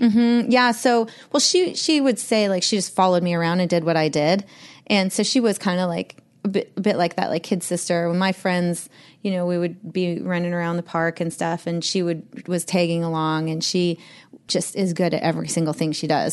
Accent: Columbia Falls, Montana, United States; also born or lived in Medford, Oregon; I was raised in Glacier

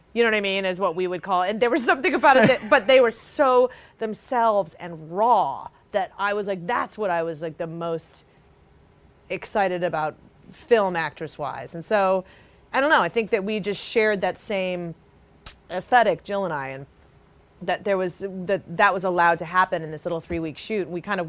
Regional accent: Cleveland, Ohio, United States; growing up in Cleveland

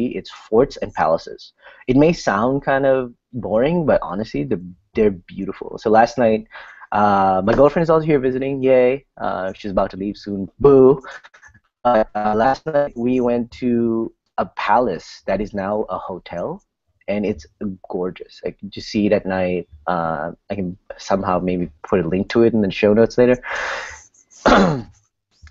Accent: Sri Lanka; moved away; I grew up in Sri Lanka

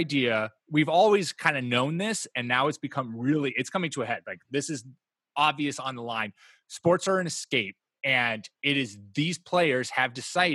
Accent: United States; we as American people

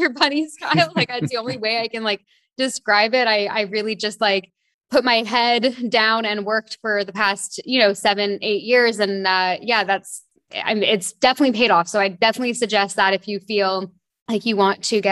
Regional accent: Toronto, Ontario, Canada; moved away as an adult; also born or lived in London / France; now in Bahamas; I grew up in Toronto, Canada.

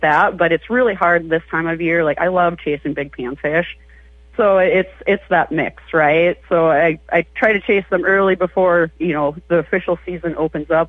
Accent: North Dakota, United States; moved away as an adult; now in Minnesota, United States; I grew up in North Dakota, and there's not a lot to do out there

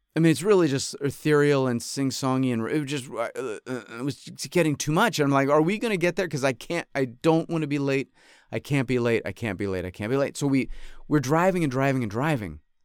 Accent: upstate New York, United States; also born or lived in Fontana, California; now in Los Angeles, United States; I grew up in upstate New York

